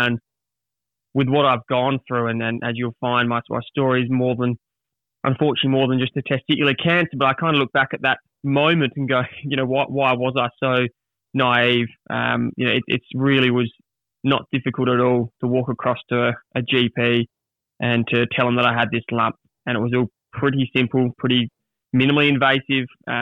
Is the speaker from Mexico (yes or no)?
no; Adelaide, South Australia, Australia; I was back at my hometown in Adelaide